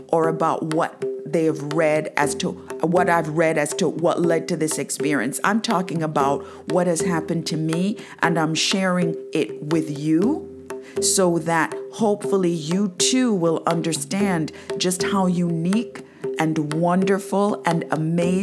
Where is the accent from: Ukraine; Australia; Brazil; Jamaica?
Jamaica; moved away as an adult; now in United States; I am actually from Jamaica. I went to church every Sunday.